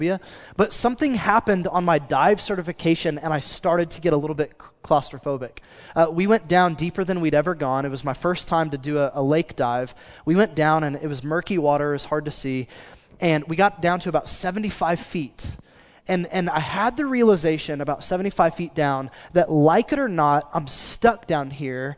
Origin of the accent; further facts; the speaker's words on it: Choctaw, Oklahoma, United States; I grew up in Choctaw, which is as country as it sounds